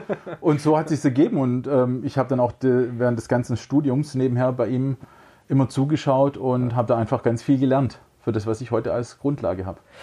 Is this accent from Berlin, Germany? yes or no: no; Böblingen, Baden-Württemberg, Germany; accent: Swabian; also born or lived in Sindelfingen / Tübingen / Frankfurt; now in Herrenberg, Germany; Ich bin in Böblingen geboren. Mhm. Und äh, mich hat es dann allerdings doch nach Sindelfingen gezogen, wo ich dann auch mein Abi gemacht habe am Technischen Gymnasium. Mhm. Und ja, äh, Böblingen, Sindelfingen aufgewachsen